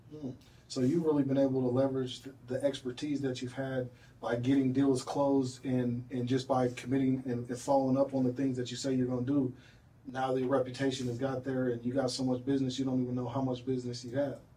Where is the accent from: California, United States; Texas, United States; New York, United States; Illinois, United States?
Illinois, United States; North Aurora; I grew up in the inner city. You know, I grew up I, I grew up in North Aurora